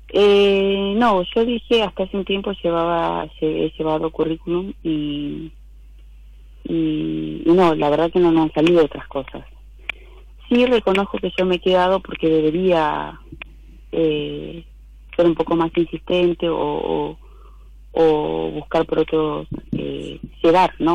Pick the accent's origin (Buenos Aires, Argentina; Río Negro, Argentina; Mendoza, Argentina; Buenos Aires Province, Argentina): Río Negro, Argentina; General Roca; De Río Negro, de Roca.